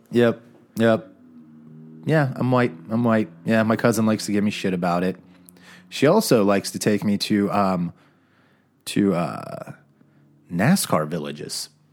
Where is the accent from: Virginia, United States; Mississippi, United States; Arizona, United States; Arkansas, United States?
Arizona, United States; Phoenix; I grew up in Phoenix